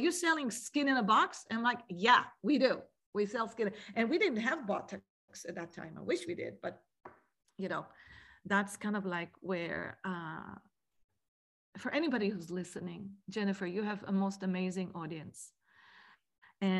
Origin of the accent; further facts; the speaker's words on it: Israel; moved away; growing up in Israel as a little kid